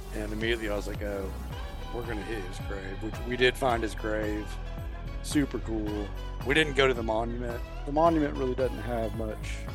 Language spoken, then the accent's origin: English; Oklahoma, United States; I'm from Oklahoma